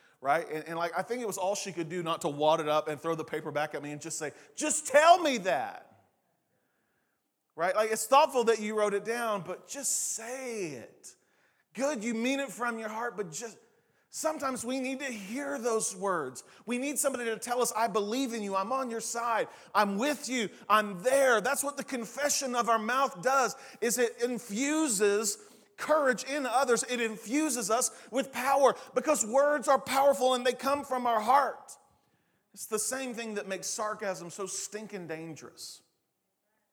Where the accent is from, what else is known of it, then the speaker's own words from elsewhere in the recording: Eastern Oklahoma, United States; now in Oklahoma City, United States; the way I grew up saying it in Eastern Oklahoma